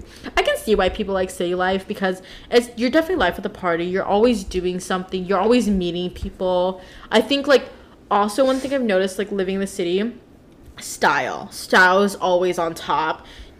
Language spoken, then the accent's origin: English; Laytonville, United States; Well, I grew up in Laytonville too, so like we're surrounded by just suburban ass area.